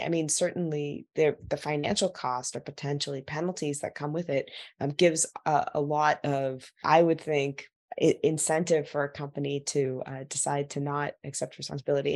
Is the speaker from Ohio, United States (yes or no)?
no; Silicon Valley, California, United States; I grew up in Silicon Valley